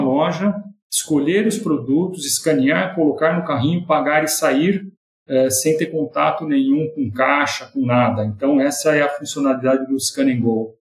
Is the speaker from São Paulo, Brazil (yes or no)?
yes; São Carlos, São Paulo, Brazil; accent: caipira; moved away as an adult; now in São Paulo, Brazil; eu nasci em São Carlos, sou caipira de São Carlos